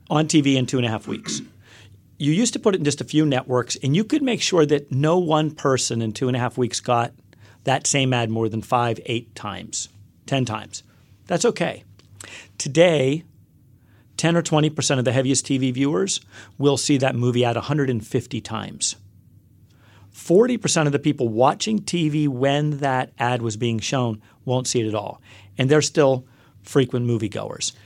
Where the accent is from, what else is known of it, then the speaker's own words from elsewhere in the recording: Western Pennsylvania, United States; also born or lived in Upper West Side, Manhattan, New York; now in New York, United States; I grew up in a small coal town in Western Pennsylvania